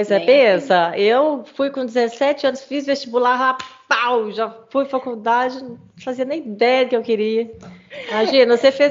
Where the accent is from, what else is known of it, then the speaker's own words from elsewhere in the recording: São Paulo, Brazil; Sou de São Paulo, sou de São Paulo.